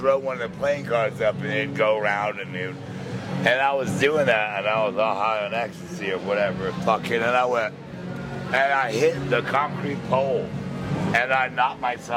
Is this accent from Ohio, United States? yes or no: no; San Antonio, Texas, United States; also born or lived in Bryan, Texas; now in Key West, United States; I was born in San Antonio, Texas